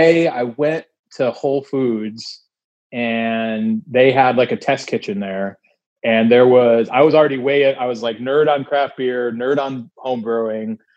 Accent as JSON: {"language": "English", "town": "Williamson", "region": "New York", "country": "United States", "tie": "born or raised there", "moved": "yes", "said": "a cidery in my hometown"}